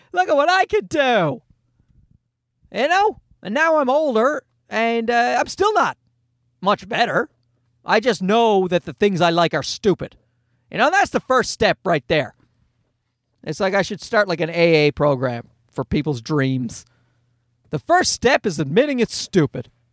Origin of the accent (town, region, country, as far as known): Newfoundland and Labrador, Canada; born or raised there